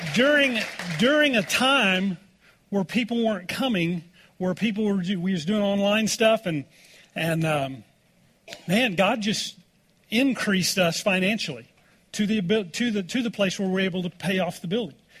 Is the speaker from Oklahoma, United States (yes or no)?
yes; Oklahoma, United States; growing up in Oklahoma